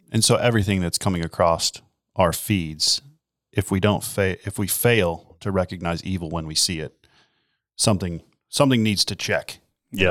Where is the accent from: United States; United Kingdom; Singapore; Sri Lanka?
United States; as an American